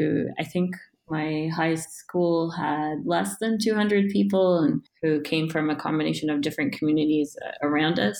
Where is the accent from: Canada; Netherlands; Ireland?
Canada; moved away as an adult; also born or lived in Woodstock, Ontario / Cape Breton Island, Nova Scotia / Toronto / Calgary; I'm originally from Canada, and I was born in a small city a couple of hours outside of Toronto called Woodstock. And then I actually lived in a few places across Canada